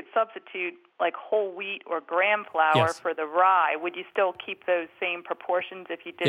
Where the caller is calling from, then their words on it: Philadelphia, Pennsylvania, United States; Outside of Philadelphia.